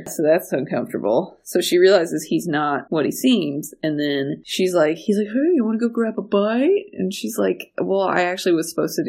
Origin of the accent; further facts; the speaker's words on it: West Virginia, United States; I'm from West Virginia